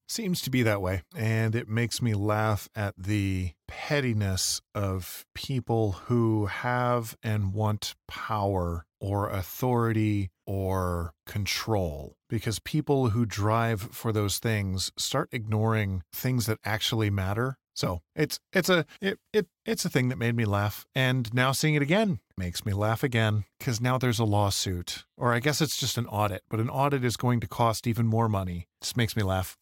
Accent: Michigan, United States; also born or lived in Winchester, Virginia; now in Idaho, United States; I grew up in Michigan where it snowed, but it was terrible

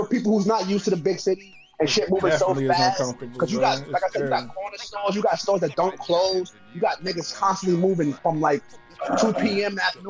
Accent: New York City, New York, United States; I'm in Brooklyn. That's my home borough alone. And I'm from Brooklyn.

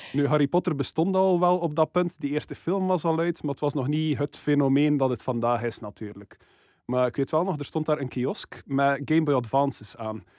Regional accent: West Flanders, Belgium; als West-Vlaming

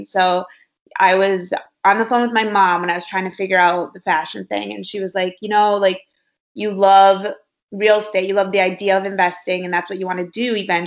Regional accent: Minnesota, United States; moved away as an adult; also born or lived in Iowa; now in Los Angeles, United States; I'm from Minnesota. I went to Iowa State and studied marketing, and I've been out in LA for about 6 years now

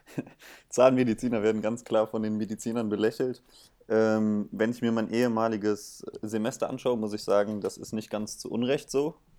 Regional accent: Bonn, North Rhine-Westphalia, Germany; moved away as an adult; now in Mainz, Germany; ich komme äh, auch aus dem Rheinland, aus Bonn

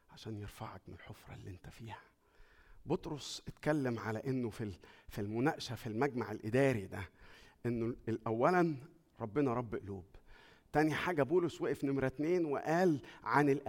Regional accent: Egypt; moved away; اول ما جينا من مصر بعد ما جينا يعني بشويه صغيرين كده مراتي راحت تذاكر

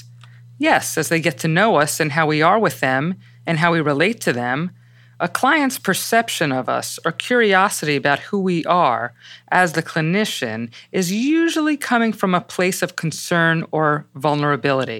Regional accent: New York City, New York, United States; I'm not from Connecticut. Actually, I was raised in the Bronx

